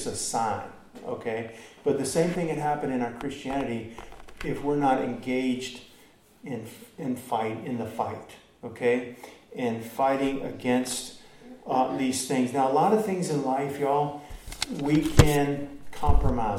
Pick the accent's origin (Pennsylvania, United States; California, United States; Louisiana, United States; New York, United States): Louisiana, United States; Baton Rouge; I'm from Baton Rouge